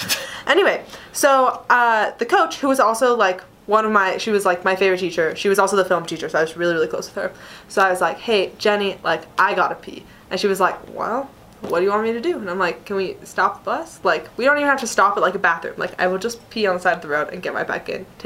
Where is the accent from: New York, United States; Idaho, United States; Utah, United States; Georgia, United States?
Utah, United States; Salt Lake City; I grew up in Salt Lake